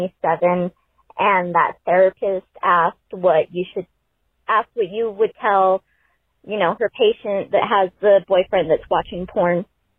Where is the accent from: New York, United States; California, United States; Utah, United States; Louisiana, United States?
Utah, United States; Salt Lake City; I grew up in Salt Lake City, Utah.